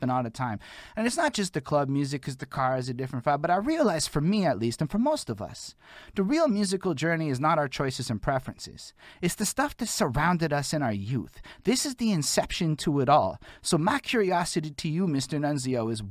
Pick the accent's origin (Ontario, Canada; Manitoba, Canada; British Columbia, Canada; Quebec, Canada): Quebec, Canada; Montreal; I'm from Montreal.